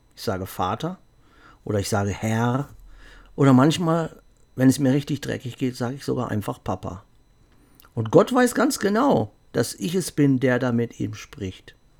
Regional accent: Germany; ich bin Deutscher.

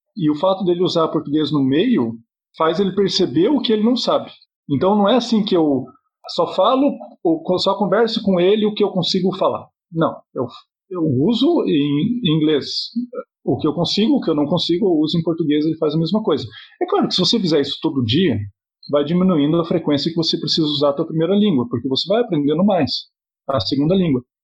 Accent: Cascavel, Paraná, Brazil; Era uma cidade, eu, eu, nasci em Cascavel

